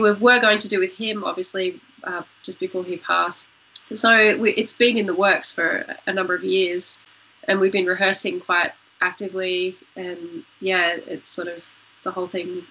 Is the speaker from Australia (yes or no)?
yes; Tamworth, New South Wales, Australia; also born or lived in Newcastle, New South Wales; I grew up there in northwest New South Wales, and obviously, you know, Tamworth's a music city